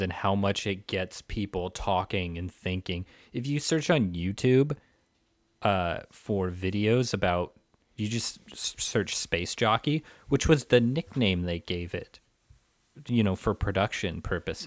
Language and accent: English; Pacific Northwest, United States; I was growing up in the Pacific Northwest